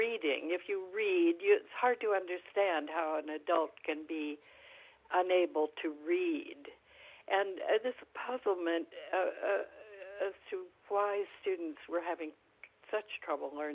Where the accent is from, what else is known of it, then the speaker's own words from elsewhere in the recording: California, United States; I'm a Californian, native Californian. I have lived here most of my life